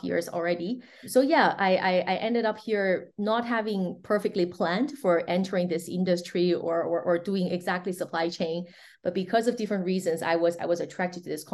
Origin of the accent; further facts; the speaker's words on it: China; moved away as an adult; also born or lived in New York, United States; now in Switzerland; I'm born and raised in China